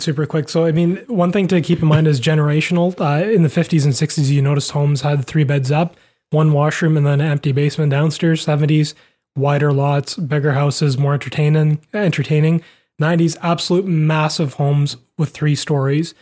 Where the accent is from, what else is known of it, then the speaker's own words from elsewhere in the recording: Vancouver, British Columbia, Canada; we grew up in Vancouver